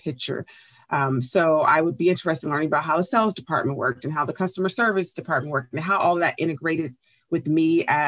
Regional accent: Oakland, California, United States; I grew up in Bay Area, California, specifically Oakland

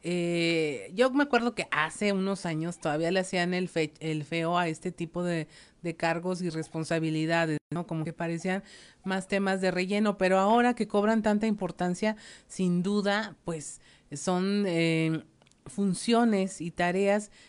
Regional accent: Mexico; Y como mexicanos, pues no nos vamos a dejar arrebatar todas esas cosas positivas

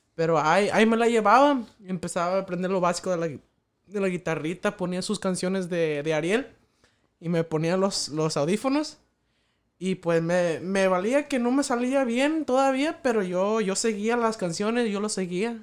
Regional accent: Mexico; en el pueblo, allá de donde soy yo, ya de, San Antonio, Pachuquilla

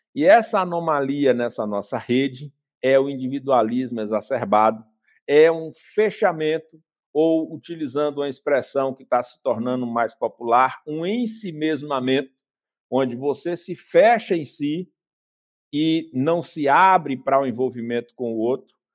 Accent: Vitória da Conquista, Bahia, Brazil; Eu, quando era criança pequena, em Vitória da Conquista, a gente ia para a escola a pé.

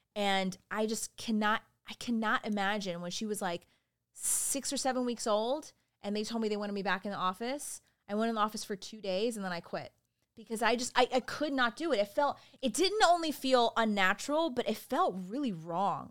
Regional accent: Richmond Hill, Georgia, United States; I grew up in Richmond Hill, Georgia, there's a little town outside Savannah, Georgia

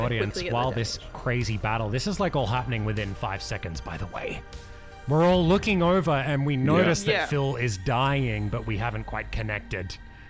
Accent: Australia; I'm Australian.

